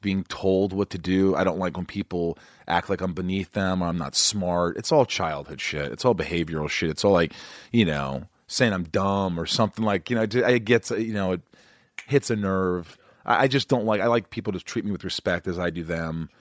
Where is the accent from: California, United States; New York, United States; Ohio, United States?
New York, United States; I'm a New Yorker